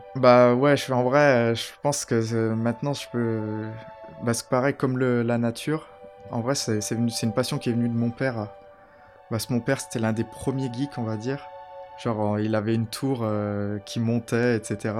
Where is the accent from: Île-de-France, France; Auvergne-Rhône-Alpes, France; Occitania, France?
Auvergne-Rhône-Alpes, France; Saint-Chamond; also born or lived in Tromsø, Norway / Oslo, Norway / London, United Kingdom; J'ai grandi à Saint-Chamond.